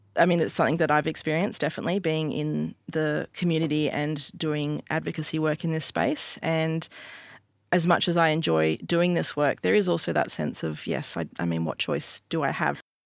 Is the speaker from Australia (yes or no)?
yes; Albany, Western Australia, Australia; I grew up in Albany, Western Australia